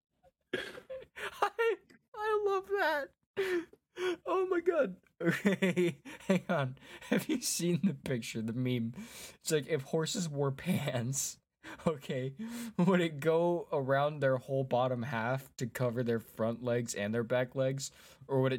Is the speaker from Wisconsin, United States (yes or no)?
yes; Wisconsin, United States; Wisconsin's my home state